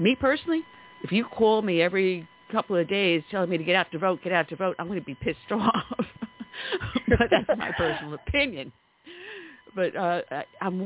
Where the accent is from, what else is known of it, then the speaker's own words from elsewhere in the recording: New York, United States; accent: New York; you can tell from my dialect, I'm a native New Yorker. So I grew up, or actually, I grew up with Trump in New York State